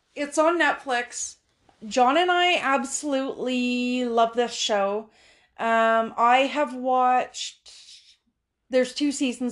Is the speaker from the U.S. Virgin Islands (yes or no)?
no; Canada; in Canada